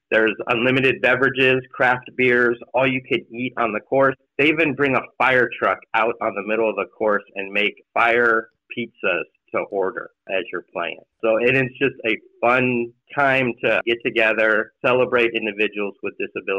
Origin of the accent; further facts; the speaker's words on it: East County, California, United States; I grew up in East County and did not know of HGH.